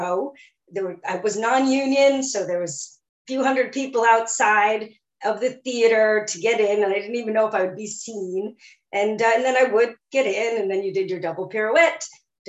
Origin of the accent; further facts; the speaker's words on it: Levittown, New York, United States; I was born in Long Island and raised on Long Island in New York, and I grew up in Levittown